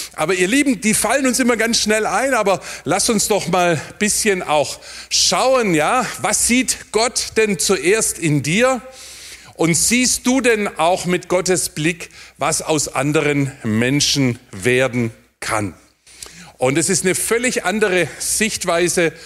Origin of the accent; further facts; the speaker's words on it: near Heilbronn, Baden-Württemberg, Germany; Da, wo ich herkomme, neben Heilbronn